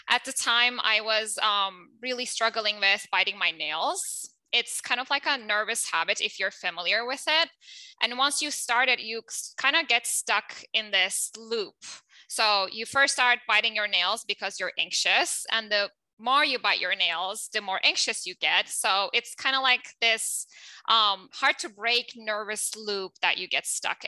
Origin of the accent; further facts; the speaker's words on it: Turkey; English is a second language; moved away; I'm originally from Turkey, as you can tell from my accent